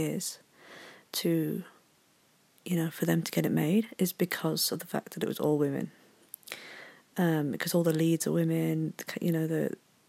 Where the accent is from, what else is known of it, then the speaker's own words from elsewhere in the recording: Yorkshire and the Humber, United Kingdom; I'm from Yorkshire